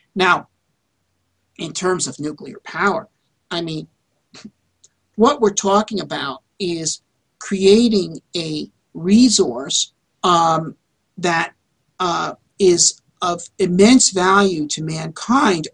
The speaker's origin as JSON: {"language": "English", "country": "United States", "said": "as an American, and I am also an American inventor"}